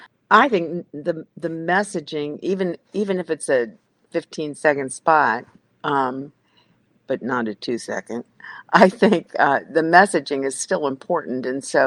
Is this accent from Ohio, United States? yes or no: yes; Cincinnati, Ohio, United States; I'm from Cincinnati, and Procter & Gamble is doing some amazing things right now.